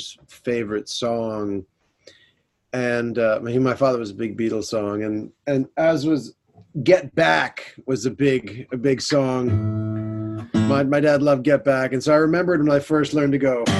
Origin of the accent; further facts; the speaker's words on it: United States; moved away as an adult; now in London, United Kingdom; I'm an American singer-songwriter, and I'm based now in September 2020 in London